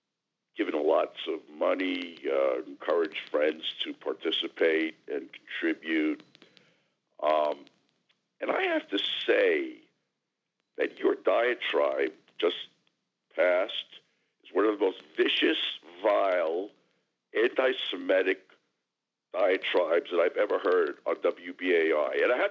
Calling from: Jackson Heights, New York, United States; from Jackson Heights.

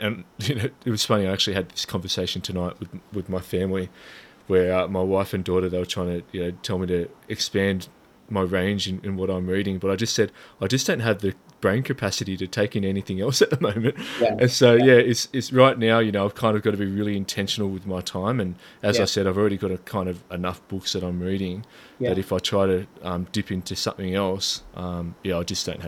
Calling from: New South Wales, Australia; I'm on the Lower Blue Mountains in New South Wales.

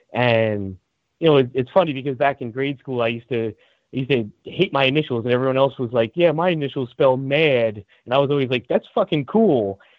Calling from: New Jersey, United States; New Jersey.

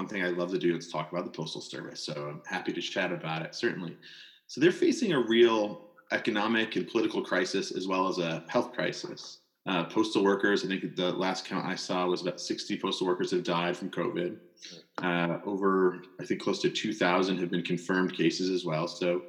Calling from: Waltham, Massachusetts, United States; I'm calling in from my basement, as you probably can guess. I'm in Waltham, Massachusetts, just outside of Boston.

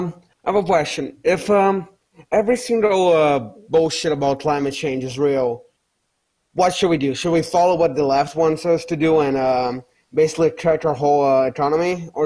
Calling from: Brazil

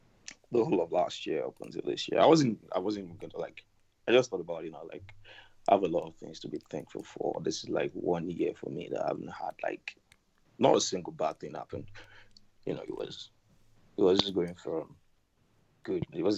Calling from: Canada; I'm calling from Canada.

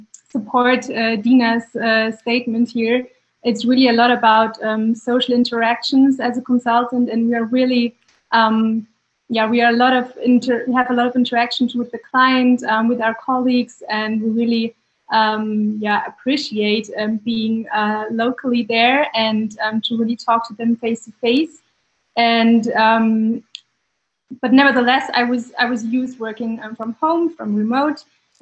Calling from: Munich, Bavaria, Germany; I'm joining you from Munich.

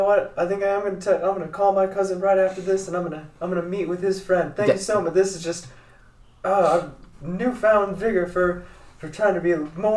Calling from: Hays, Kansas, United States; Oh, I'm calling from Hayes, Kansas.

